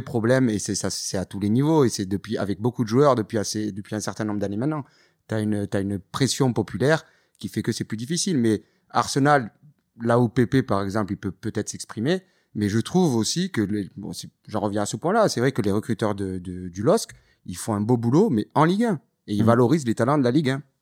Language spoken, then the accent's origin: French; Toulouse, Occitania, France; viens de Toulouse, donc j'ai vécu ça avec le TFC des années